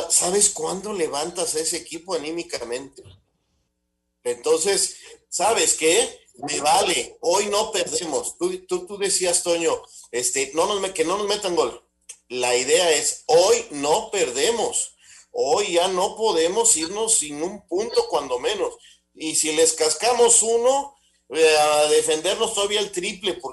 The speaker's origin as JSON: {"language": "Spanish", "town": "Hermosillo", "region": "Sonora", "country": "Mexico", "said": "yo soy de Hermosillo y tú eres del rival."}